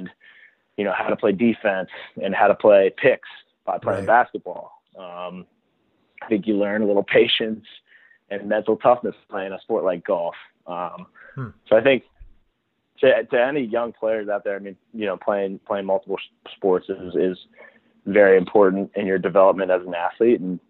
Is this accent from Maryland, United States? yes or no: yes; Baltimore, Maryland, United States; growing up in Baltimore, Maryland with two parents that played the sport